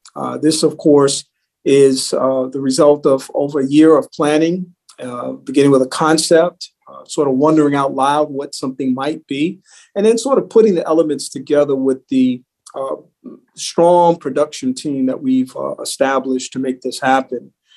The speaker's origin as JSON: {"language": "English", "town": "New York City", "region": "New York", "country": "United States", "tie": "born or raised there", "said": "I grew up in New York City"}